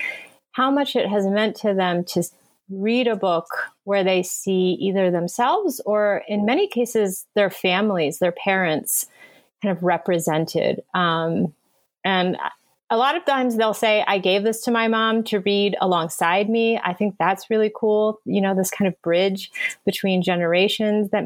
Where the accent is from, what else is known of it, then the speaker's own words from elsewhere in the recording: United States; I was born in the United States. I grew up here. I've been here my whole life